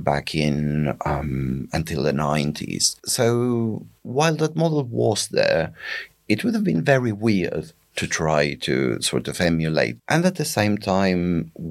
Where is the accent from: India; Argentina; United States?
Argentina; northeastern Argentina; now in United Kingdom; I grew up in a town that shall remain nameless in northeastern Argentina.